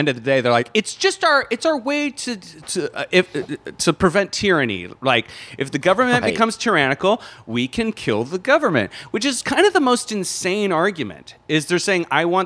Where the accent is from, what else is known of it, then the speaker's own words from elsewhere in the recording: Pennsylvania, United States; moved away; I come from Gunsylvania